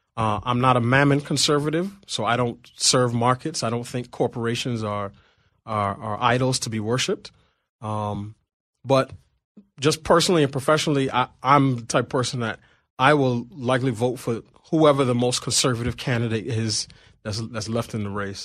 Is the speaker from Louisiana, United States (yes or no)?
no; New York City, New York, United States; moved away as an adult; now in Washington, D.C., United States; I grew up in Queens